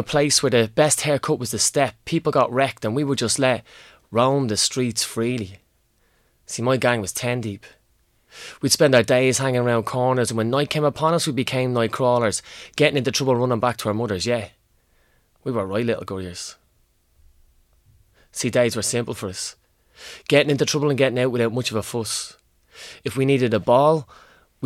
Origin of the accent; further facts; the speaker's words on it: Ireland; accent: inner city; my inner city accent